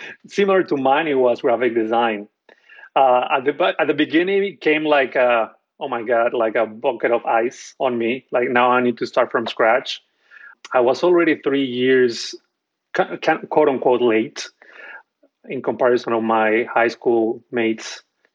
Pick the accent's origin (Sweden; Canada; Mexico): Mexico; moved away as an adult; now in New York, United States; I'm from Mexico